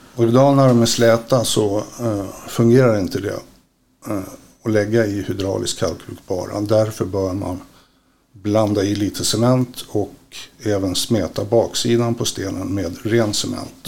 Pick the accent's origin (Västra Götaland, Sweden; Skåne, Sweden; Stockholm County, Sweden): Stockholm County, Sweden; Stockholm; now in Västerås, Sweden; uppvuxen i Stockholm, bor i Västerås.